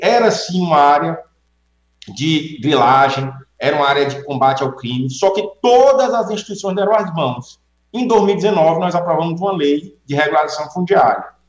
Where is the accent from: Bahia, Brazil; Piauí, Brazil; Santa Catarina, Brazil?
Piauí, Brazil; Pedro II; eu nasci em Pedro II